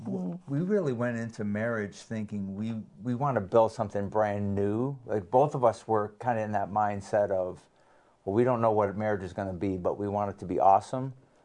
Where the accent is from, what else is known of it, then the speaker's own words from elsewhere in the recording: southern New England, United States; moved away as an adult; also born or lived in Sussex, New Brunswick; I grew up southern New England.